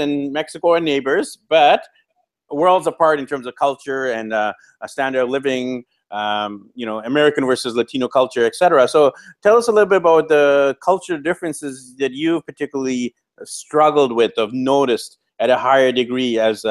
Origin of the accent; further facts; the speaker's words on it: Vancouver, British Columbia, Canada; moved away as an adult; also born or lived in Japan / Europe / Australia; I'm from Vancouver, BC, Canada, but I've lived on four continents now. I lived in Japan teaching English, then I lived in Europe on a working holiday, then I studied in Australia